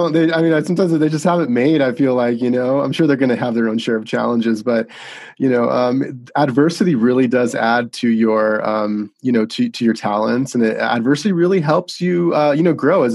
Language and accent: English; Las Vegas, Nevada, United States; moved away as an adult; also born or lived in Arizona; I was born and raised in Las Vegas, Nevada